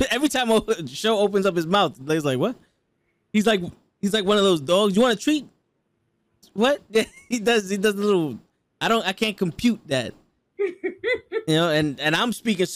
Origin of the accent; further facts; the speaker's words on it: New York City, New York, United States; I'm Puerto Rican from the Bronx.